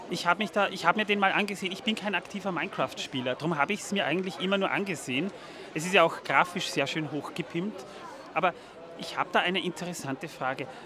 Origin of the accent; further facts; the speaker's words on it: Feldkirch, Vorarlberg, Austria; Aus Vorarlberg ist richtig. Ich komme aus Feldkirch, genau.